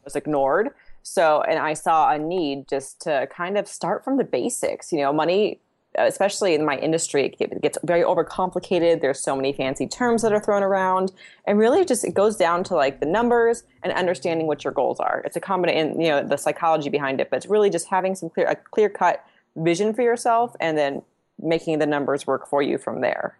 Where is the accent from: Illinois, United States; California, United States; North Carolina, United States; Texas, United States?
California, United States; Southern; my family's from Italy, but I'm from Southern California